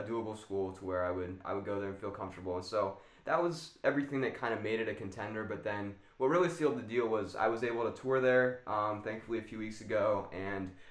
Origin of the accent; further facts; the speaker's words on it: Arizona, United States; I've been born and raised in Arizona. I've lived here all my life.